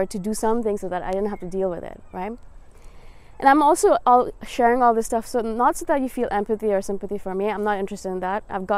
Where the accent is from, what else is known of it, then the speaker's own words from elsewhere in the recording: India; moved away; I am from India originally. I was born there. My parents are Indian